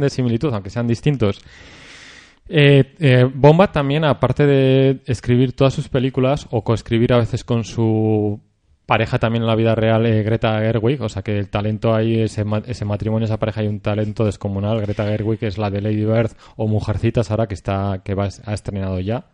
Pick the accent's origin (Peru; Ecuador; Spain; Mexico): Spain; para vosotros nosotros somos gallegos